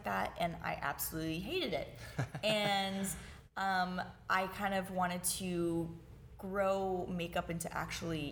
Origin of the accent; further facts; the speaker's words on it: St. Petersburg, Florida, United States; I was born and raised in St. Petersburg, Florida